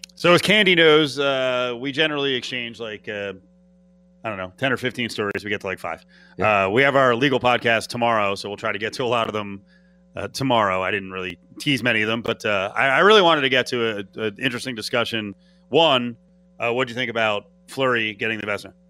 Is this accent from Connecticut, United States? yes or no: no; New Jersey New York area, United States; I grew up in the New Jersey New York area